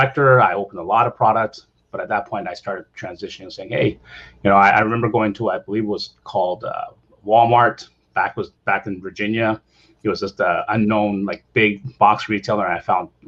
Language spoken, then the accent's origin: English; Toronto, Ontario, Canada; moved away as an adult; now in California, United States; originally I'm from Toronto. I'm Canadian by heart